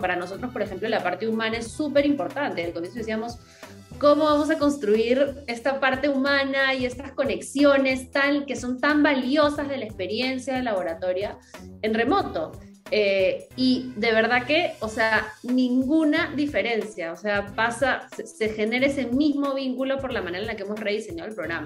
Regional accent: Peru; moved away as an adult; also born or lived in United States; yo soy de acá de Perú, aquí crecí, pero viví como 10 años fuera

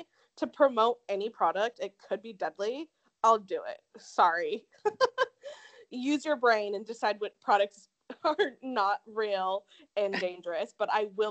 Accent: Tempe, Arizona, United States; accent: SoCal; I know that I talk like a SoCal person because I grew up in Tempe, and that's just like how all of us talk there.

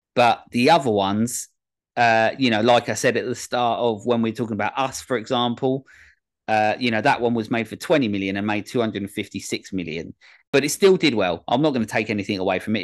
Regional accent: England, United Kingdom; this common, um, as muck English boy

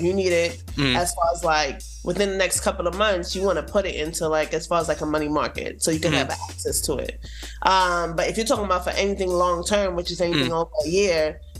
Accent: New York City, New York, United States; moved away as an adult; also born or lived in East Flatbush, Brooklyn; now in Georgia, United States; I grew up in Bed-Stuy, but I ended up in like East Flatbush, so that's kind of like where I'm from. But yeah, definitely Bed-Stuy before people lived in Bed-Stuy.

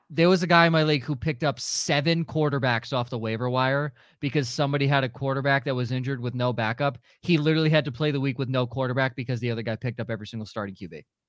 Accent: Florida, United States; moved away; I'm from Florida

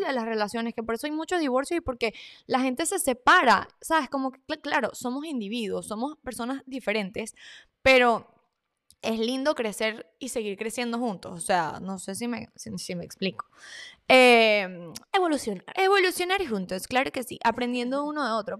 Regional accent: Valencia, Carabobo, Venezuela; Somos de Valencia City, claro que ya es, en ah, Venezuela

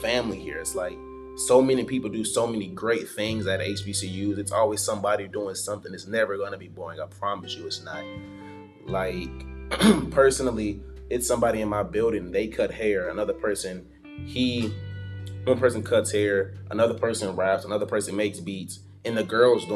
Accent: Riverdale, Georgia, United States; I am from Riverdale, Georgia, Clay County

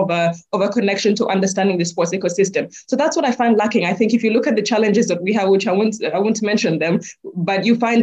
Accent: Kenya; I'm proudly Kenyan

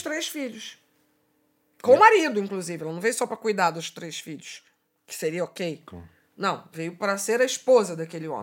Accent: Rio de Janeiro, Brazil; Sou da Zona Norte do Rio de Janeiro

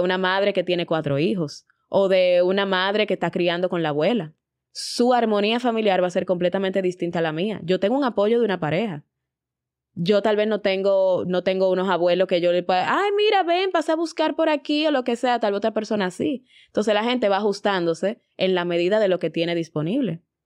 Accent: Dominican Republic

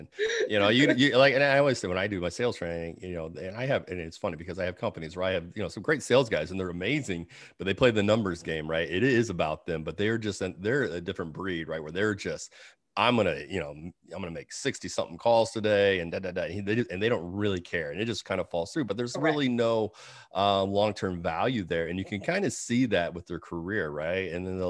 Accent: Georgia, United States; That's the, where I call find the peach, because I'm from Georgia.

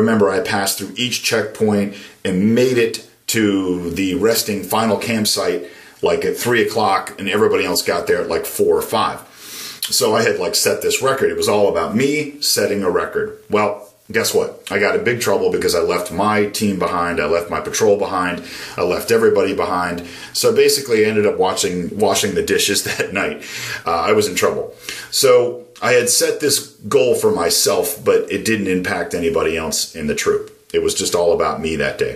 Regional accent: Maryland, United States; Growing up in Maryland was a really great place

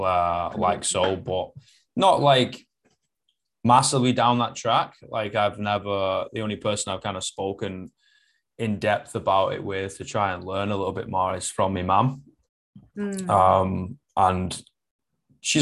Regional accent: Manchester, North West England, United Kingdom; first language English; I'm from Manchester

